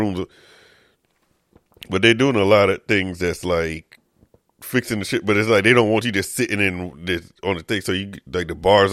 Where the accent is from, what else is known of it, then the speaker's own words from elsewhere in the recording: New York, United States; I'm a dude from New York